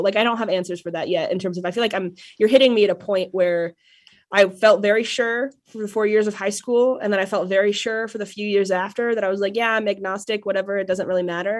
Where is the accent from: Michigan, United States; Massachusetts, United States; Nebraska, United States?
Nebraska, United States; Ogallala; moved away; I grew up in Oglala, Nebraska, which is a town of about five thousand on the western border of coastal Colorado